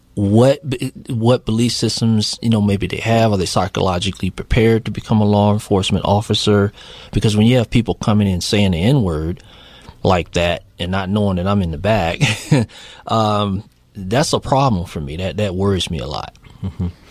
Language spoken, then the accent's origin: English; Virginia, United States; I'm from Virginia